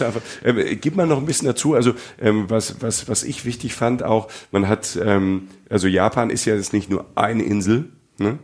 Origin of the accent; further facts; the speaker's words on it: Germany; bei uns in Deutschland